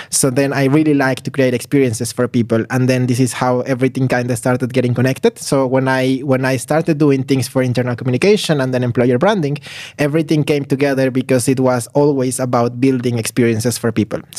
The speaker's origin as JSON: {"language": "English", "region": "Mexico City", "country": "Mexico", "tie": "born or raised there", "second_language": "English", "lives_now": "Tallinn, Estonia", "said": "I'm coming from Mexico, so I was born and raised in Mexico City, so also like a very big contrast to to Tallinn."}